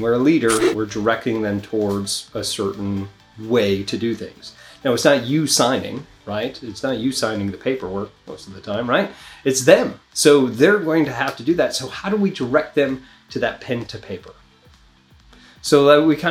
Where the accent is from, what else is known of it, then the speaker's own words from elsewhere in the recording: New York, United States; moved away; I come from New York, a lot of Italian people always talking with their hands